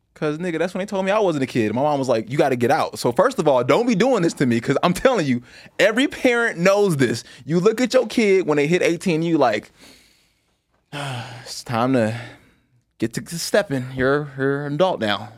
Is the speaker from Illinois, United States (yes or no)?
yes; Chicago, Illinois, United States; I grew up in Chicago.